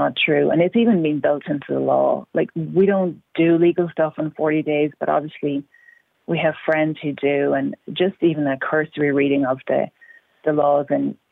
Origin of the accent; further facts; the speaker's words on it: Ireland; moved away as an adult; now in United States; I grew up in Ireland where there was no abortion until after I left